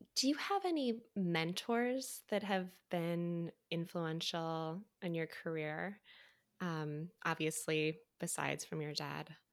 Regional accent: Midwest, United States; moved away as an adult; also born or lived in Evansville; now in New York, United States; I was from the Midwest

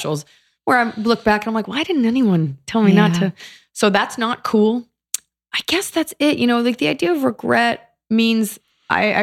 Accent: Dallas, Texas, United States; I'm from Dallas

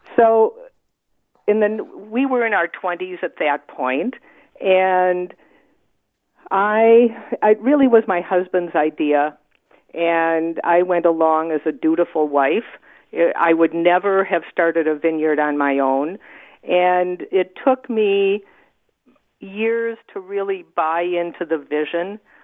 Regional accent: Wisconsin, United States; now in Oregon, United States; I'd grown up in a, you know, suburban area in the Midwest. I'm from Wisconsin

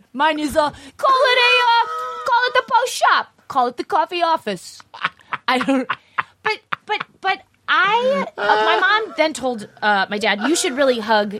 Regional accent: St. Louis, Missouri, United States; moved away as an adult; also born or lived in Kansas City; now in Los Angeles, United States; St. Louis. Yeah. No, I do love my hometown. I grew up until I was five.

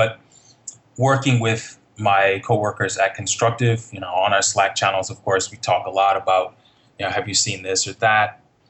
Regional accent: Nigeria; It seemed completely normal to me.

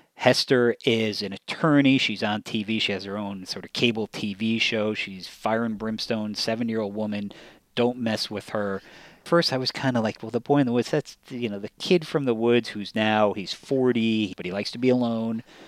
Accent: near Ramapo, New York, United States; a part of New York near where I grew up

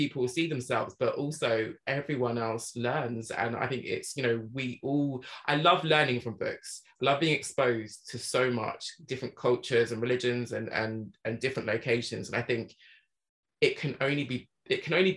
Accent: England, United Kingdom; growing up in England, we only really learn about the British Empire

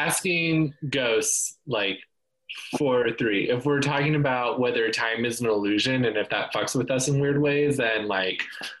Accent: Kansas, United States; moved away; also born or lived in Virginia; And I'm originally from Kansas, which is like the opposite of West Virginia because it's very flat.

